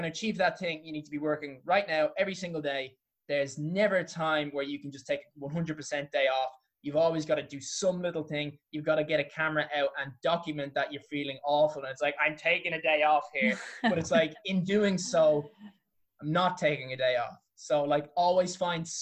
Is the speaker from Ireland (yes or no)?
yes; Dublin, Leinster, Ireland; I come from Clontarf